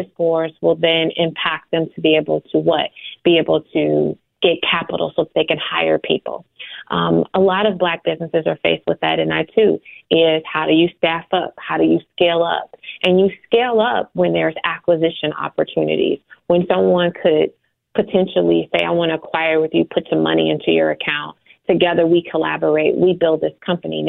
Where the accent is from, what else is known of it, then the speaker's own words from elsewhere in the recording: Chicago, Illinois, United States; I'm born and raised in Chicago on the, you know, low end of Chicago